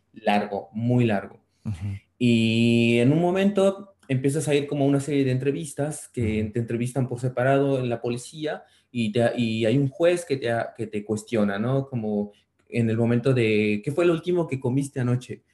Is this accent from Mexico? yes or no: yes; Mexico; now in Barcelona, Spain; sí saben que soy mexicano, pero nunca fui tan, tan tan marcado